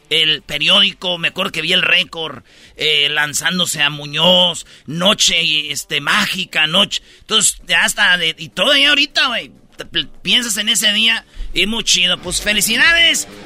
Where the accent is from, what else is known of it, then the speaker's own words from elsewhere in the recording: Jiquilpan, Michoacán, Mexico; mi pueblo, Jiquilpan, Michoacán